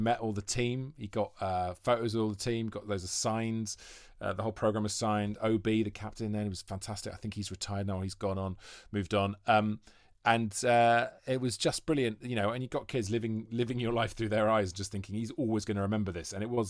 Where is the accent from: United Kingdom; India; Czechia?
United Kingdom; Monmouth, Wales; They're kind of equidistant from where I grew up in Monmouth.